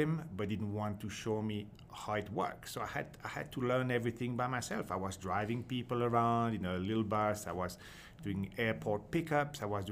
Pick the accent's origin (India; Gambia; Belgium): Belgium; English is a second language; moved away as an adult; now in Scotland, United Kingdom; I'm from Belgium originally